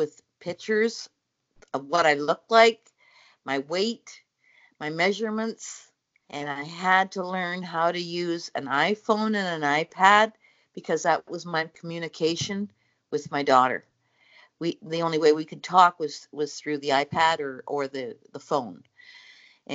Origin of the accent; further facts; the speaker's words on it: Newfoundland and Labrador, Canada; now in Cobourg, Canada; I've come from Canada, actually Cobourg, Ontario. I was born in Newfoundland.